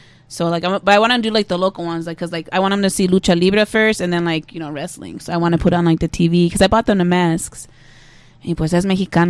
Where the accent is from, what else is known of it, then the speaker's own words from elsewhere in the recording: Detroit, Michigan, United States; I'm out here from Detroit.